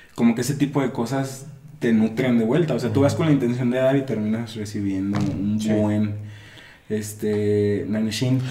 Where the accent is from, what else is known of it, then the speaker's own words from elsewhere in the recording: Guadalajara, Jalisco, Mexico; aquí donde nosotros somos, de Guadalajara.